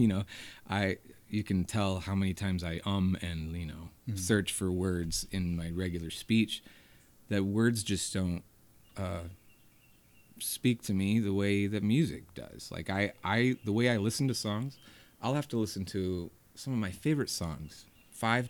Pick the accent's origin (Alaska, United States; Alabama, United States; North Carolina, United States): North Carolina, United States; Hendersonville; born or raised there; now in Asheville, United States